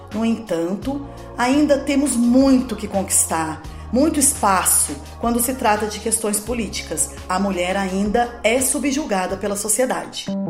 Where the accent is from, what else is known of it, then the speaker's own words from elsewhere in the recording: Guaratinguetá, São Paulo, Brazil; sou nascida em Guaratinguetá, filha de Ernesto e Ângela. Fui criada quase toda a minha infância na Pedreira